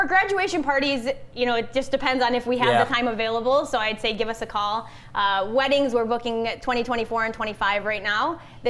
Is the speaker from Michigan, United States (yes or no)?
yes; Michigan, United States; also born or lived in Savannah; Allison's originally from California, I'm from Michigan, and she wanted to move here permanently. So right before COVID hit, we both moved back to Michigan with hotel jobs in January of 2020